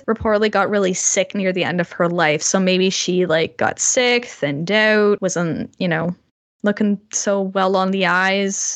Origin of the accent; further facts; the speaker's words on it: Canada; I am Canadian